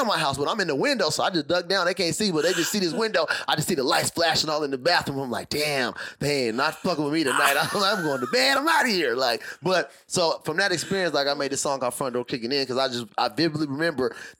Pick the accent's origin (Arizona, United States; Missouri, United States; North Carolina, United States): Arizona, United States; Tucson; now in Singapore; I grew up, you know, we're from Tucson. So we grew up by a lot of West Coast